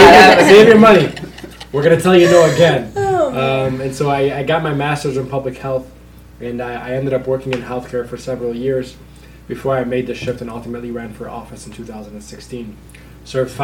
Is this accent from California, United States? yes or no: no; Dearborn, Michigan, United States; Born and raised in East Dearborn.